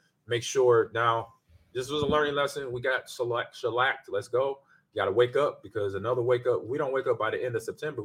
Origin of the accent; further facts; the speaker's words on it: Omaha, Nebraska, United States; also born or lived in Lincoln, Nebraska; being from the state, from my hometown Omaha, then Lincoln, where I went to school down there